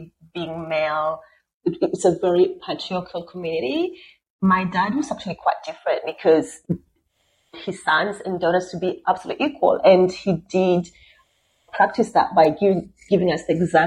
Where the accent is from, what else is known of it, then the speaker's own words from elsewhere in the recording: Siaya, Siaya County, Kenya; also born or lived in Nairobi, Kenya; now in Australia; I'm originally from Kenya, from a small town called Siaya in the west part of Kenya. So I grew up in a bit of Siaya, a bit in Nairobi, which is a capital